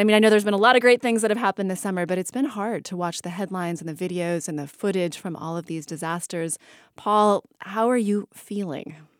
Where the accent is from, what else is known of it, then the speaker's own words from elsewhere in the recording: United States; I'm actually from Lake Tahoe